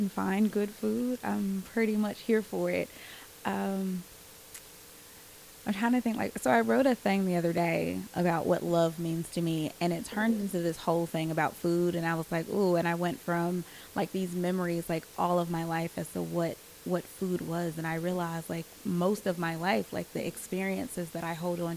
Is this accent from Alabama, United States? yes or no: yes; Birmingham, Alabama, United States; I was born and raised here in Birmingham